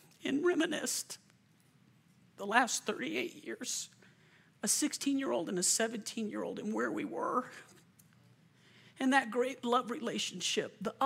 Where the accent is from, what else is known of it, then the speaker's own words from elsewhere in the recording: Lakewood, Colorado, United States; moved away as an adult; also born or lived in Lakeland, Florida / Lexington, Kentucky; Chris and I grew up in Lakewood